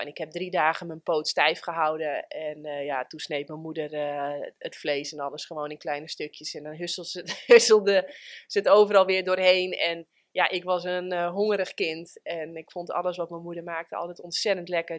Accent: Friesland, Netherlands; Ik ben geboren in Friesland

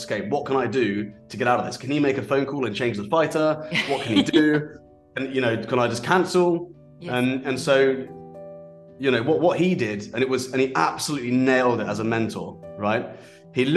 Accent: Aldershot, South East England, United Kingdom; I grew up in an army environment. I grew up in Aldershot.

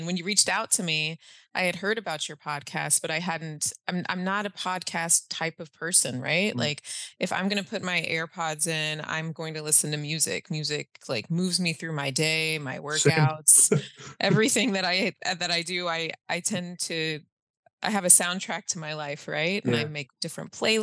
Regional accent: Allen, Texas, United States; I grew up in North Texas, in Allen, Texas, specifically

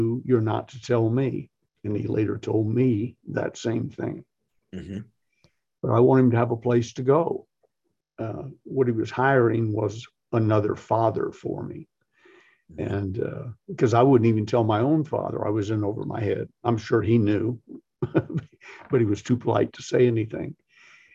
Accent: the South, United States; I'm from the South

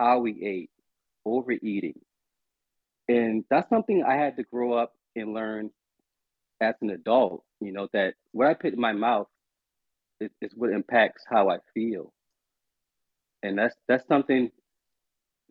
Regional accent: Charleston, South Carolina, United States; I am calling from Charleston, South Carolina, where I'm from

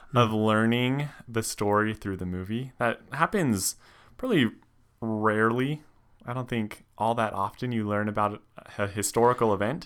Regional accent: Reno, Nevada, United States; I grew up in Nevada, in Reno

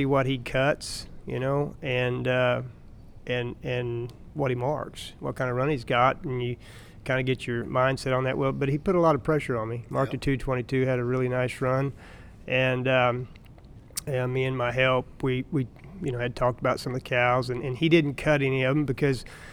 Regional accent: Missouri, United States; I grew up in Missouri, and I had a normal life as a kid

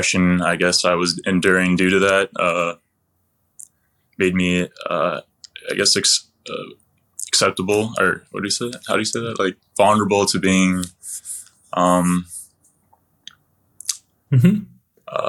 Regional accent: Michigan, United States; I'm from Michigan

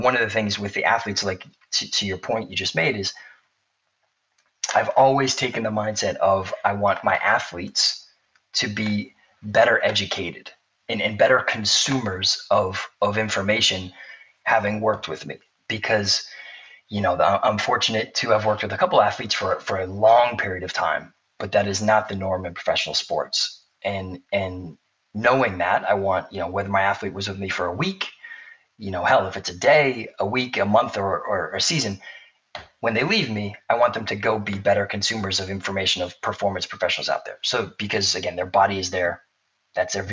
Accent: Boston, Massachusetts, United States; I'm from Boston

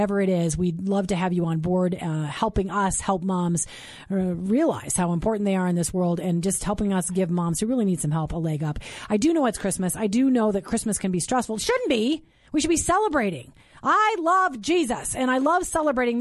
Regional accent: St. Peter, Minnesota, United States; I'm from Minnesota. I grew up in St. Peter, where my parents were professors at Gustavus Adolphus College

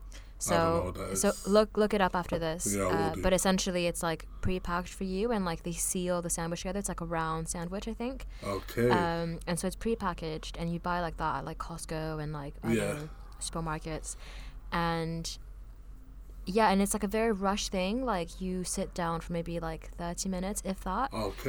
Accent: Paris, Île-de-France, France; growing up in Paris, it's always been so diverse.

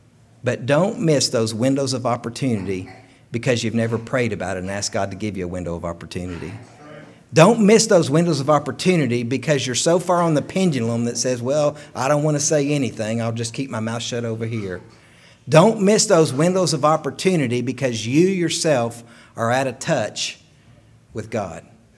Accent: Chilhowee, Virginia, United States; I'm from Chilhowee, Virginia.

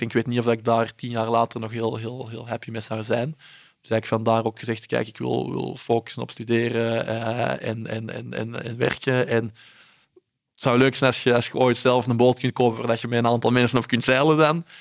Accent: Belgium; ik ben in België opgegroeid

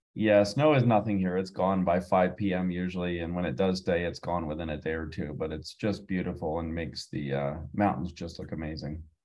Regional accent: Pennsylvania, United States; moved away as an adult; now in Santa Fe, United States; I'm originally from Pennsylvania, and I moved out to New oh, Mexico oh. 12 years ago.

